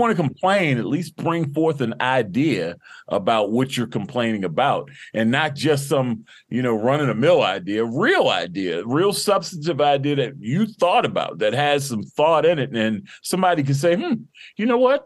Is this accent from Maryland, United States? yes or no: yes; Baltimore, Maryland, United States; born and raised in Baltimore, you know, went to Baltimore City Public Schools